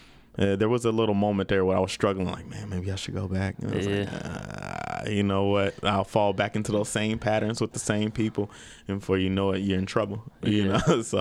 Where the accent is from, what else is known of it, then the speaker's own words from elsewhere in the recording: Maple Heights, Ohio, United States; moved away as an adult; now in Phoenix, United States; I'm just the a regular neighborhood guy. I'm from Maple Heights, Ohio.